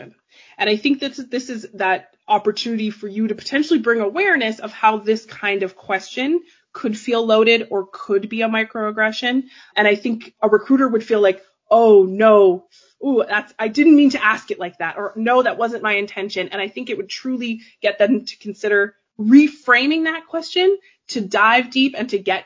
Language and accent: English; Calgary, Alberta, Canada; I'm from Canada. I grew up in Calgary, Alberta.